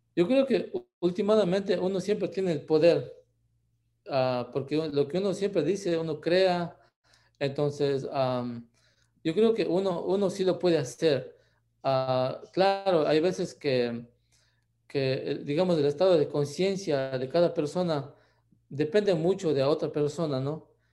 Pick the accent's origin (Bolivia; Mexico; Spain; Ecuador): Ecuador; moved away as an adult; now in United States; yo nací en Ecuador, también